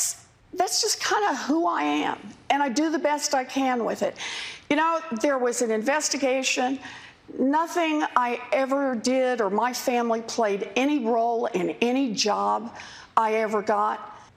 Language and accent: English; Oklahoma, United States; now in Massachusetts, United States; Well, I grew up in Oklahoma.